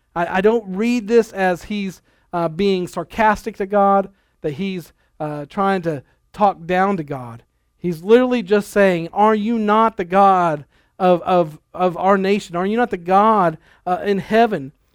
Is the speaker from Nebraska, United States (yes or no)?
yes; Lexington, Nebraska, United States; we were growing up in Nebraska in a real small town, uh, Lexington